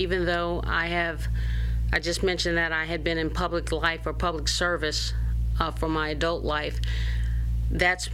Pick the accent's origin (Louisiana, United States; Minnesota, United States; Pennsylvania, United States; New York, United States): Louisiana, United States; Baton Rouge; I am a native of Baton Rouge and a product of our public school system